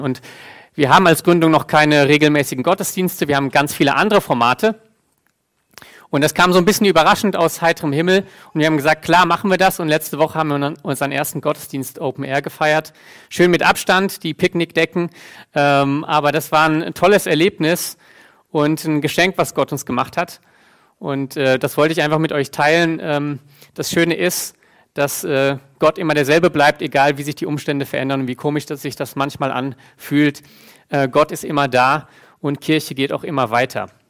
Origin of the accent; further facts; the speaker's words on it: Germany; bei uns Deutschen